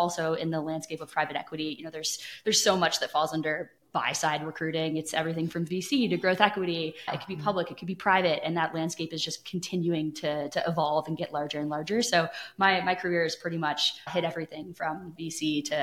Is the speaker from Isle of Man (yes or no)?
no; Canada; moved away; I'm from Canada, proud Canadian. But yeah, originally from Canada